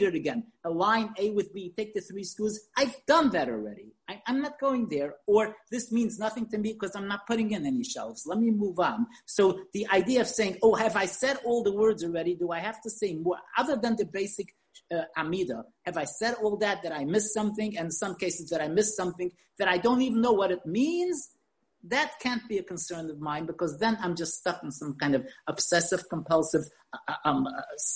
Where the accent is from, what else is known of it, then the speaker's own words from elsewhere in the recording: New York, United States; now in Israel; as a child when I grew up in New York